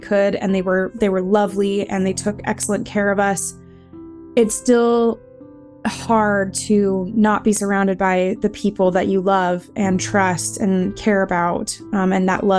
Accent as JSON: {"language": "English", "town": "Caldwell", "region": "Idaho", "country": "United States", "said": "I am from Caldwell, Idaho"}